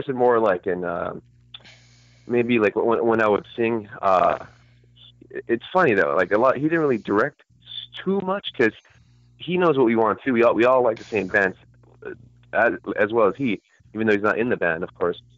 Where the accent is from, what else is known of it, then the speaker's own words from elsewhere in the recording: California, United States; I'm Californian